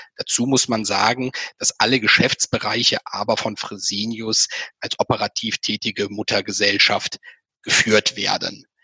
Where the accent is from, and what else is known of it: Germany